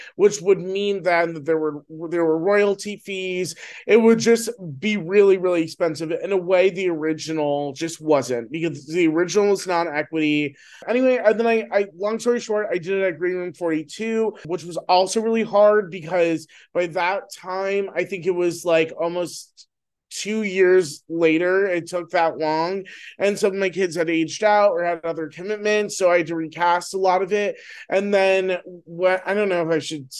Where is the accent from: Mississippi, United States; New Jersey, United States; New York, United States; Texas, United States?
New Jersey, United States; I'm from New Jersey